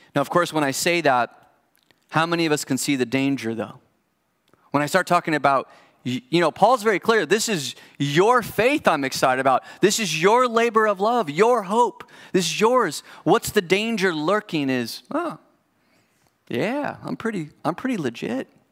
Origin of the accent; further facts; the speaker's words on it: United States; as an American